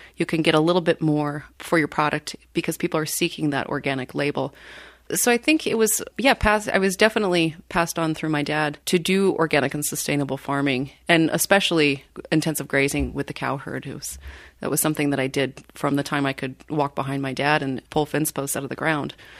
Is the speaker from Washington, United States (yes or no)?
yes; Washington, United States; now in Wisconsin, United States; I grew up in Washington State on a dairy farm.